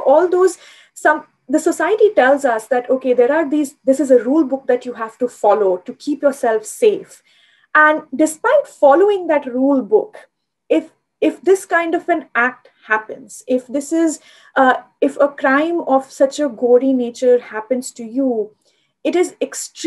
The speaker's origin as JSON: {"language": "English", "region": "Delhi", "country": "India", "tie": "born or raised there", "said": "I grew up in Delhi"}